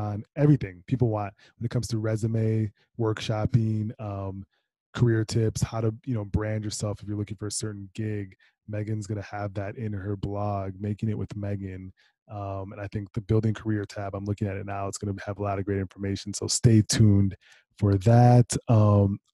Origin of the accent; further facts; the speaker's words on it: Minnesota, United States; I'm from Minnesota